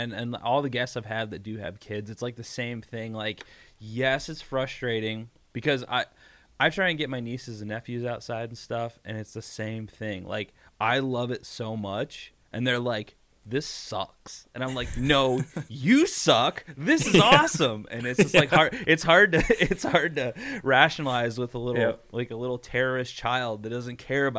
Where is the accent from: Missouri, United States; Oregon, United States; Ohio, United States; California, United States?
Ohio, United States; I'm from Ohio.